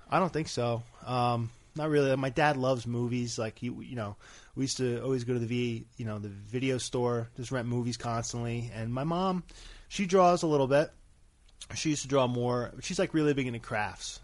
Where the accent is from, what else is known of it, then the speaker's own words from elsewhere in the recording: Bayville, New Jersey, United States; I'm from Bayville, New Jersey